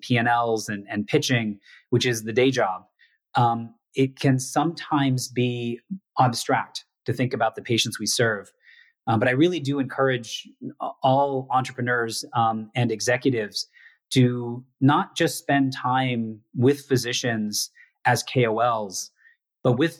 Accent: United States; coming back to, you know, to the US, my home country

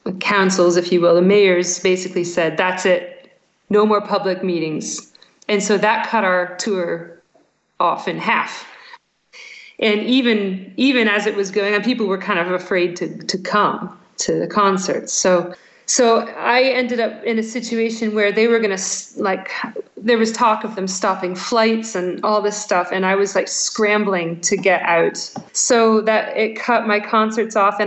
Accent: United States; moved away as an adult; now in Scotland, United Kingdom; American in Scotland

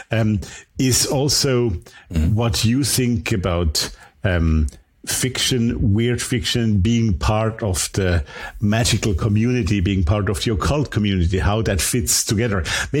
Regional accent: Austria; first language German; English is a second language; an Austrian guest here from my home country

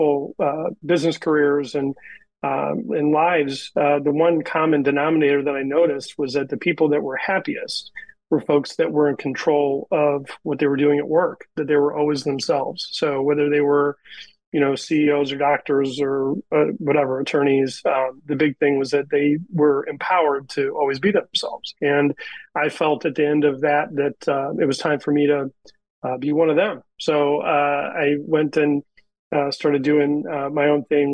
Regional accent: Northeast Ohio, United States; moved away as an adult; now in Indianapolis, United States; I grew up in Northeast Ohio originally

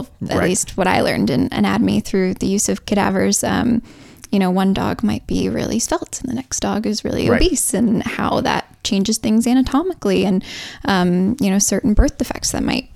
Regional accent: Michigan, United States; moved away as an adult; now in Missouri, United States; I didn't, you know, grow up in Missouri. I'm from Michigan.

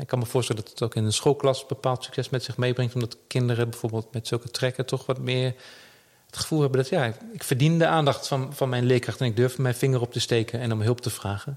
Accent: Netherlands; we als Nederlanders

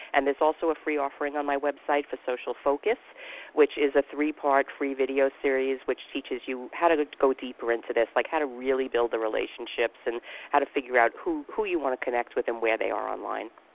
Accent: New York, United States; I'm from New York

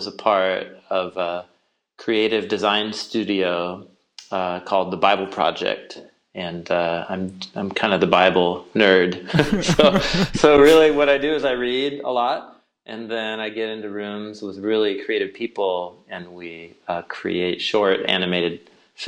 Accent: Portland, Oregon, United States; I hail from Portland, Oregon

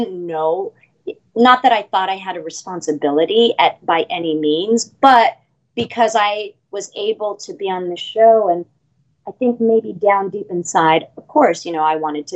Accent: Los Angeles, California, United States; We all were born and raised in Los Angeles proper, grew up here

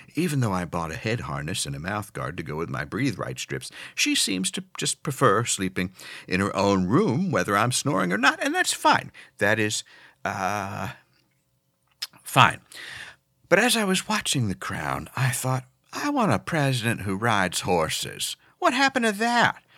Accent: Pennsylvania, United States; growing up in Pennsylvania

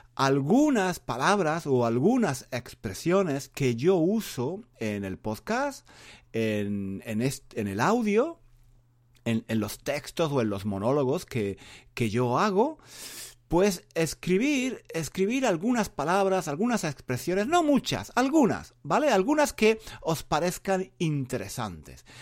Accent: Spain; first language Spanish; yo, que, soy español.

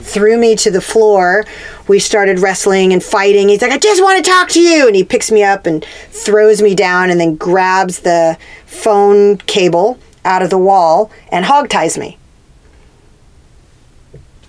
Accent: Corpus Christi, Texas, United States; moved away; also born or lived in California; I grew up in Corpus Christi, but we also had a ranch like 30 minutes outside of town

